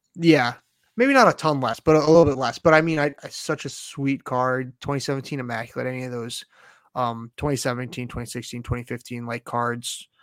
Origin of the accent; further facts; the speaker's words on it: United States; as an American